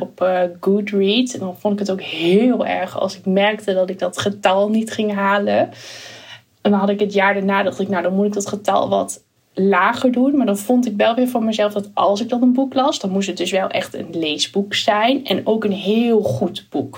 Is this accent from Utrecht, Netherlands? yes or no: no; Achterhoek, Gelderland, Netherlands; ik woon natuurlijk toen wel in een heel klein dorpje in de achterhoek